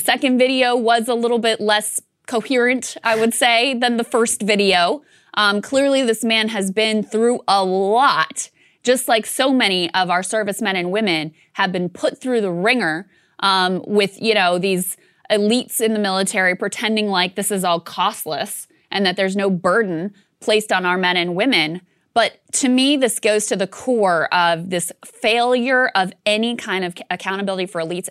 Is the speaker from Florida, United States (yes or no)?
no; Virginia, United States; it's my home state